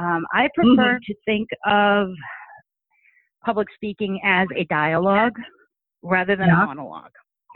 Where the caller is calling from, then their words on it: Sturbridge, Massachusetts, United States; I'm calling from Sturbridge, Massachusetts.